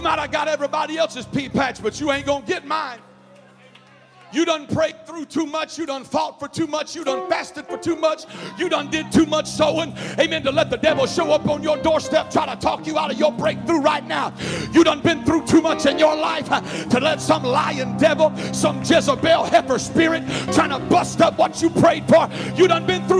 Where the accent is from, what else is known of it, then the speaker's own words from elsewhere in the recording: the South, United States; accent: Southern; I grew up in the South, obviously, from the accent.